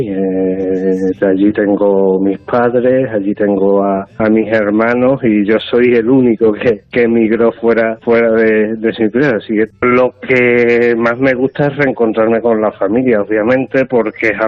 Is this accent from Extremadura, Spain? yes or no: yes; Castuera, Extremadura, Spain; moved away; una de las cosas que tiene mi pueblo es su ascendencia gastronómica por el turrón, que es algo muy raro en Extremadura, pero mi pueblo es turronero.